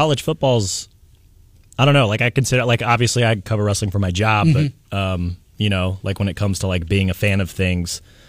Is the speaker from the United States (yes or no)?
yes; United States; as an American